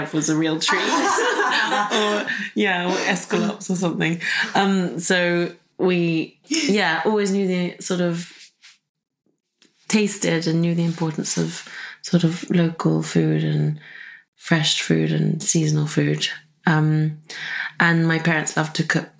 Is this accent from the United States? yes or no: no; Suffolk, East of England, United Kingdom; I grew up in Suffolk